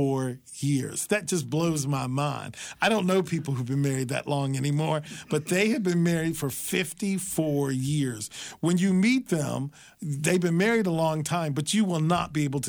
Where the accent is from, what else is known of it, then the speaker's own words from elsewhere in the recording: Shenandoah Valley of Virginia, United States; I grew up in the Shenandoah Valley of Virginia.